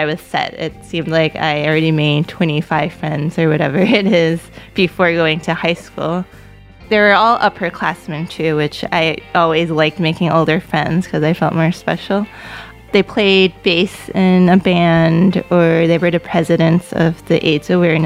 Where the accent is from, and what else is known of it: New York City, New York, United States; born or raised there; first language Cantonese; English is a second language